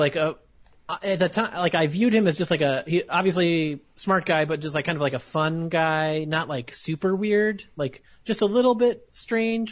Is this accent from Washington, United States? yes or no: no; Morris, Illinois, United States; we used to do a lot of cross-country trips when I was a kid from Morris, Illinois